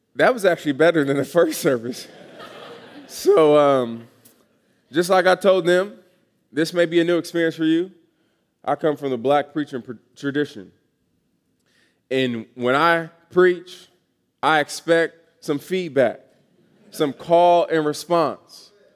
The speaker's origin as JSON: {"language": "English", "town": "Atlanta", "region": "Georgia", "country": "United States", "moved": "as an adult", "said": "I am from Atlanta, Georgia, originally."}